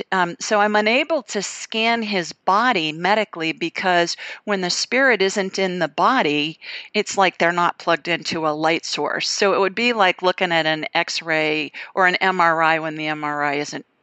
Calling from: Providence, Rhode Island, United States; I'm calling from Providence, Rhode Island.

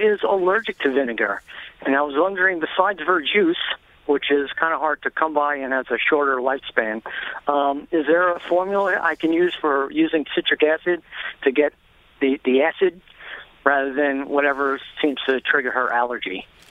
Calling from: Farmingdale, United States; I'm calling from Farmingdale

